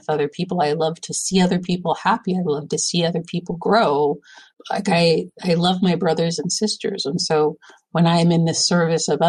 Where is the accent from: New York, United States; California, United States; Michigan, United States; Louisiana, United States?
California, United States; there's an older couple in my ward growing up in California